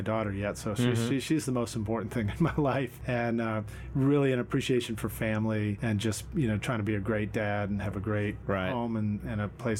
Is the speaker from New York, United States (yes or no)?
yes; New York City, New York, United States; also born or lived in Boston, Massachusetts; now in Nashville, United States; I was growing up in Brooklyn, so in New York City in the 1970s